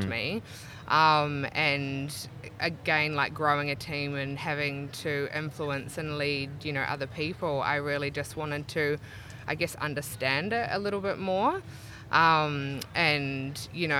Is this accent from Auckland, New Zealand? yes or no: yes; Auckland, New Zealand; moved away as an adult; now in Brisbane, Australia; I grew up in Gleneden, out Tararangi Way